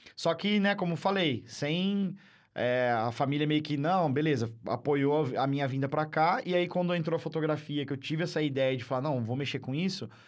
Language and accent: Portuguese; Barra Bonita, São Paulo, Brazil; now in Marília, Brazil; eu não sou de Marília, né? É. Eu nasci em Barra Bonita, para quem não conhece, aqui é uma cidade turística aqui perto de Jaú, Barra, é, Bauru, ali, aquela região. E lá, minha infância toda